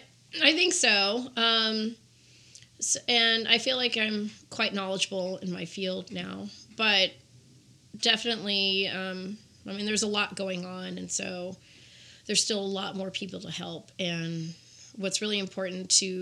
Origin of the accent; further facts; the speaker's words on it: Los Angeles, California, United States; moved away as an adult; also born or lived in Culver City, California; now in Las Vegas, United States; I am from Los Angeles, California. And I the last city in which I lived was Culver City, California. I went to middle school and high school there.